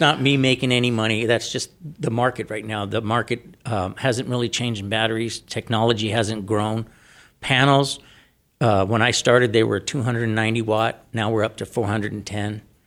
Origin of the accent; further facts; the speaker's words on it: San Diego, California, United States; now in Arizona, United States; I'm from San Diego